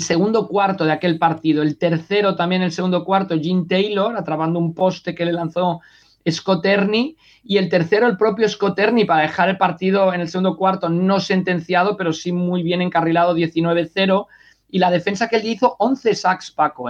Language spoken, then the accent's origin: Spanish; Mexico; also born or lived in Sant Cugat del Vallès, Spain; now in Spain; cuando crecí en México